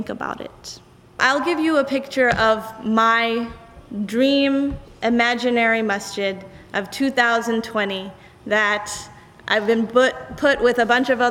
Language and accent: English; South Africa; now in United States; the country in which I grew up in South Africa